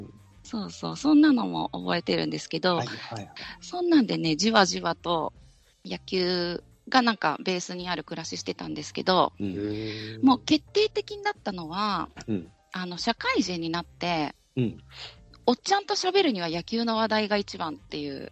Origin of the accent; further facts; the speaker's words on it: Tokai area, Japan; also born or lived in Hyogo; 生まれは東海圏なので、中日ドラゴンズのお膝元で育ってた